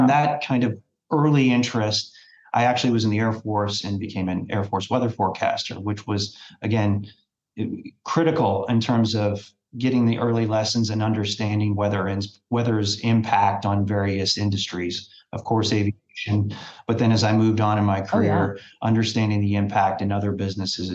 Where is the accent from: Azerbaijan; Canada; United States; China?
United States; Lexington, Kentucky; now in Louisville, United States; I grew up in Lexington